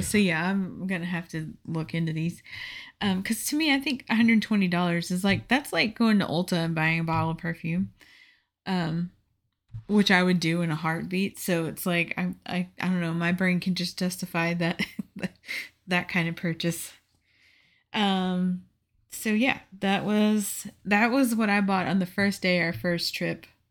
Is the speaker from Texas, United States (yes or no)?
yes; Houston, Texas, United States; moved away; I'm from Texas